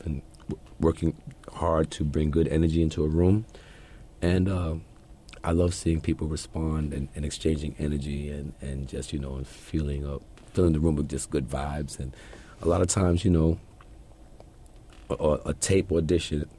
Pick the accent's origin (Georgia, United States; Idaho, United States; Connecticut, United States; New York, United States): New York, United States; New York City; I grew up in Flatbush, East Flatbush